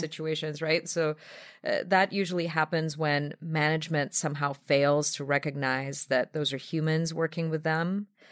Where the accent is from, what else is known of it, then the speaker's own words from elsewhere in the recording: Belarus; now in New York, United States; my native Belarus